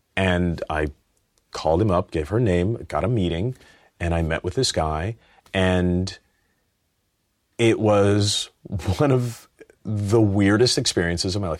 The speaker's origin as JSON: {"language": "English", "town": "Los Angeles", "region": "California", "country": "United States", "said": "I'm from Los Angeles."}